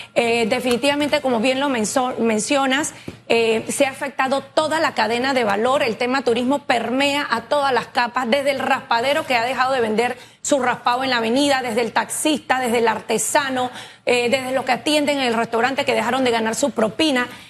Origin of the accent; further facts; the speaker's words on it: Panama; como panameños